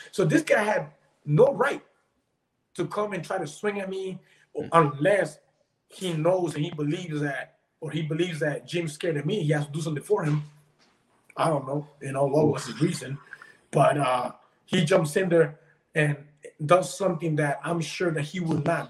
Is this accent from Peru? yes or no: yes; Peru; now in Florida, United States; I was born in Peru, and in Peru, like when I was younger, I used to always hear these stories about my dad.